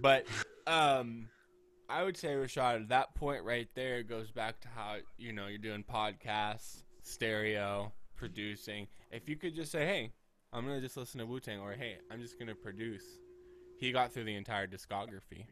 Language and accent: English; United States; As an American